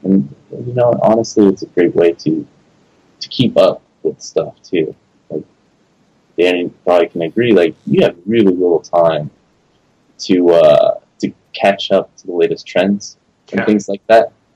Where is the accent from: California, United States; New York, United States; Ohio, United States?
California, United States; Los Angeles; moved away as an adult; also born or lived in San Francisco Bay Area; I moved back to LA, which is my hometown.